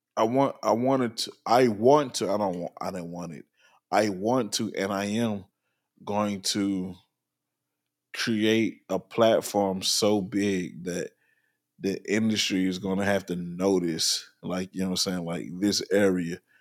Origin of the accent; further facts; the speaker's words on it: New Orleans, Louisiana, United States; now in Virginia Beach, United States; I'm originally from New Orleans, and I live in Virginia